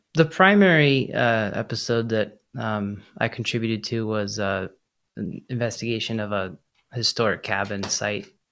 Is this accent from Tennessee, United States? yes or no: no; Boulder, Colorado, United States; I grew up in Boulder, Colorado